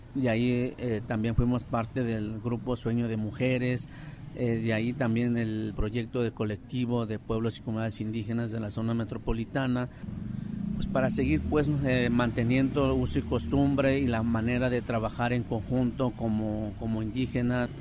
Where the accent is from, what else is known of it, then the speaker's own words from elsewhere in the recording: Guadalajara, Jalisco, Mexico; also born or lived in Oaxaca; toda la preparación fue aquí en la ciudad, aquí en Guadalajara, en la colonia Ferrocarril, donde crecimos con nuestra comunidad mixteca